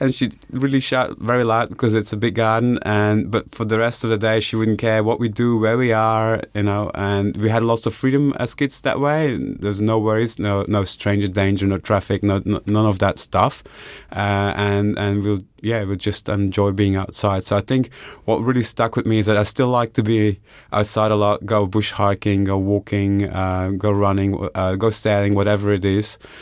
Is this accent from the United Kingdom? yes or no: no; Bellem, Flanders, Belgium; moved away as an adult; also born or lived in Ghent; now in Australia; I grew up in Flanders, uh, in a, a village called Bellem, which is about twenty kilometers from a city called Ghent